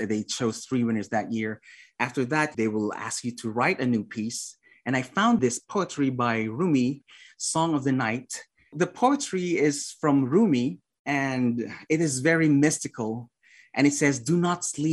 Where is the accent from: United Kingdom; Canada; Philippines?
Philippines; moved away; I was away from the Philippines for like 12 years, I guess, 12, 13 years.